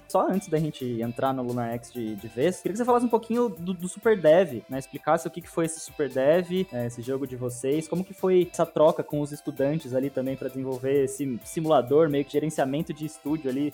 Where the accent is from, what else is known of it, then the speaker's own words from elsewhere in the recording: Araraquara, São Paulo, Brazil; eu cresci em Araraquara, né, uma cidade do interior aqui de São Paulo